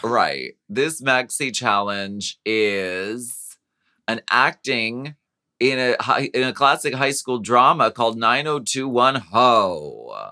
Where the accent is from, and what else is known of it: Erie, Pennsylvania, United States; born or raised there